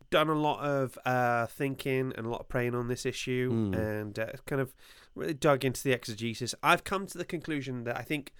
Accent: Wales, United Kingdom; I'm Welsh. Everybody in Wales knows everybody else.

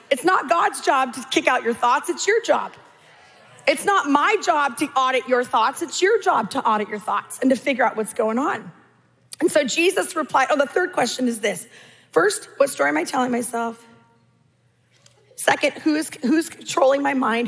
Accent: California, United States; I'm Californian.

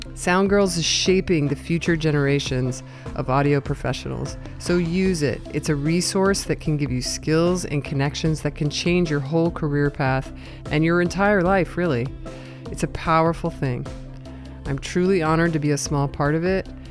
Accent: Southern California, United States; I was in SoCal

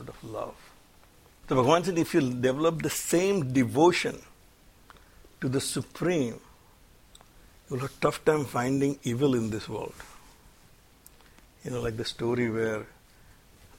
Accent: India; now in United States; I come from India

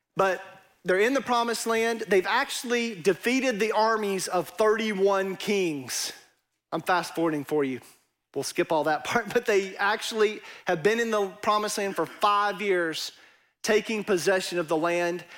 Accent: East Texas, United States; accent: East Texas; my East Texas accent

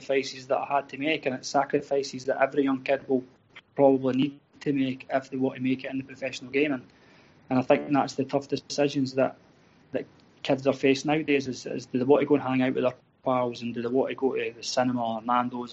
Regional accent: Falkirk, Scotland, United Kingdom; I'm originally from Falkirk. I supported Falkirk when I was a kid

